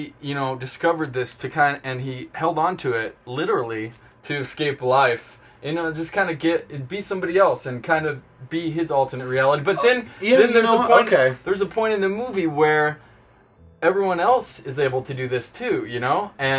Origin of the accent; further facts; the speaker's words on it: Kansas, United States; I grew up in Kansas, I know.